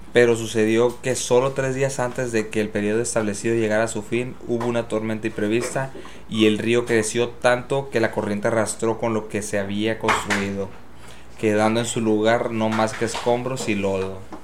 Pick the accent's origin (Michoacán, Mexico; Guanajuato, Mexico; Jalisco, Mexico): Michoacán, Mexico; Tangamandapio; en mi pueblito en Tangamandapio